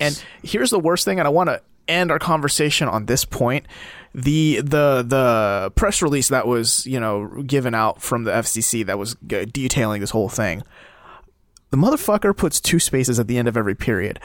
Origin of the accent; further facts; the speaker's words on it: South Korea; moved away; I come from Korea